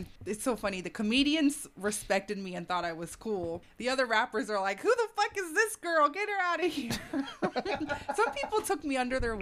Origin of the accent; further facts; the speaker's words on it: Atlanta, Georgia, United States; I'm from Atlanta